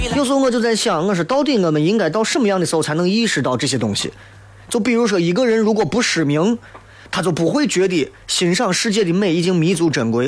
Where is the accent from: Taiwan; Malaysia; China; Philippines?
China; 为啥我们中国人这么厌恶死亡，